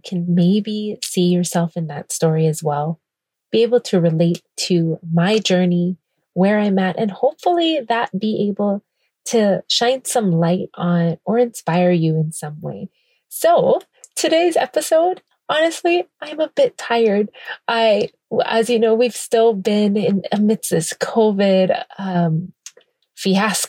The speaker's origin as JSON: {"language": "English", "town": "Kailua-Kona", "region": "Hawaii", "country": "United States", "tie": "born or raised there", "said": "coming to you from my hometown, Kailua Kona, Hawaii"}